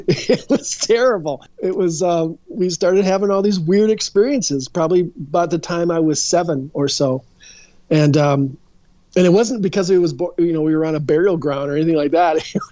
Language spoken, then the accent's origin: English; Edina, Minnesota, United States; I'm not sure if I've actually grown up yet, but I grew in Edina.